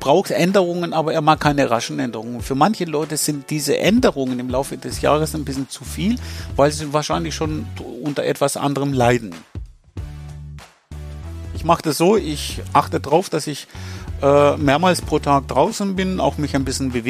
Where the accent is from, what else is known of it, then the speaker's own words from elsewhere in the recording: Greece; German is a second language; Weil da hatten wir 1987 eine große Hitzewelle in Athen gehabt, bin ich ja selber Grieche.